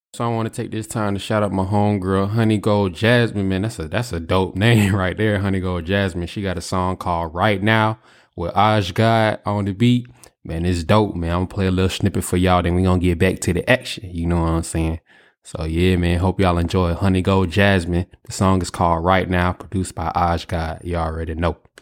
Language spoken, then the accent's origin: English; Atlanta, Georgia, United States; moved away as an adult; I'm coming from Atlanta.